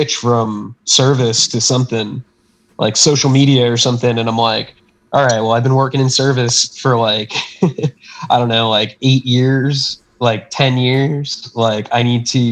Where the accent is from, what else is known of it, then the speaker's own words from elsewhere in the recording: Florida, United States; moved away; I'm from Florida